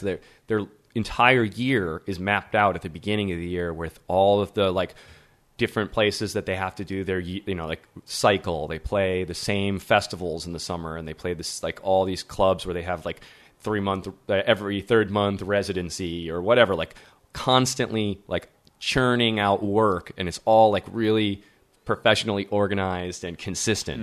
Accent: Midwest, United States; moved away; also born or lived in Berlin; as an American

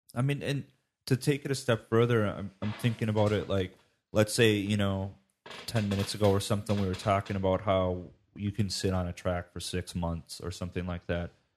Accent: United States; being an American

